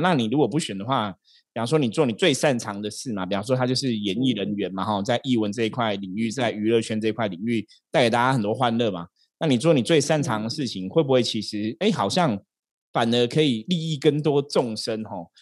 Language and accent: Chinese; Taipei, Taiwan; 士林夜市坦白讲是我长大的地方哦，我小时候就住士林夜市附近，所以我对士林有一种很特别的情感